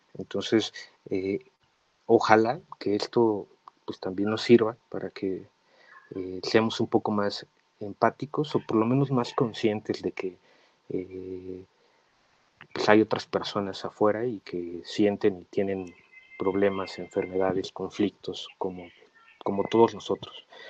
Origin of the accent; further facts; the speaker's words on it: Mexico; nosotros como mexicanos